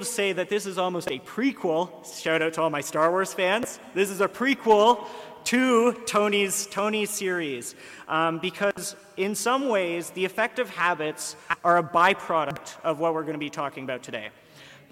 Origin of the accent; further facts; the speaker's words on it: Ottawa, Ontario, Canada; moved away as an adult; now in Kingston, Canada; I'm from Ottawa